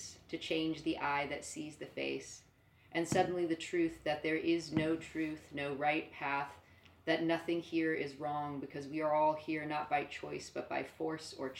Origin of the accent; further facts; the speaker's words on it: Northern California, United States; moved away as an adult; also born or lived in New York; I was born in Northern California, pretty much the middle of a cornfield.